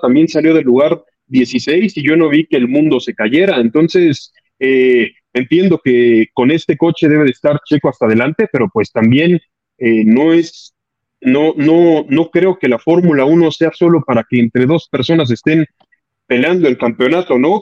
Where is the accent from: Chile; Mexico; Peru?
Mexico; como mexicanos